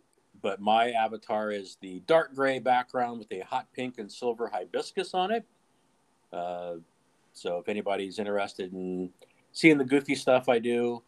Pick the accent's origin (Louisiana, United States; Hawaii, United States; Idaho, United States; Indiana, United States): Indiana, United States; Terre Haute; also born or lived in Panama City Beach, Florida; I am from Terre Haute, Indiana, but this summer I am currently working down here in Panama City Beach, Florida.